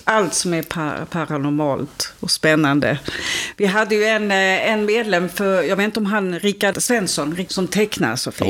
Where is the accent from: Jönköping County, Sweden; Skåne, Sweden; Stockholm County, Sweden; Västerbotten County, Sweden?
Skåne, Sweden; Ängelholm; Jag kommer ju från Ängelholm